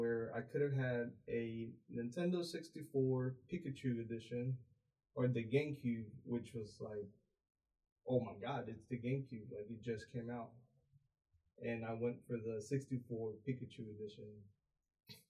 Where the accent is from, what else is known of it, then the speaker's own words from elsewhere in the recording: San Luis Potosí, Mexico; also born or lived in Houston, Texas; now in Bryan, United States; born in Houston, raised in Mexico